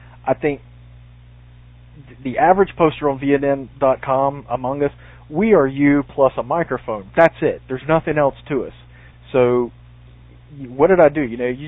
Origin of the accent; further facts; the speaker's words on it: the South, United States; I'm from the South.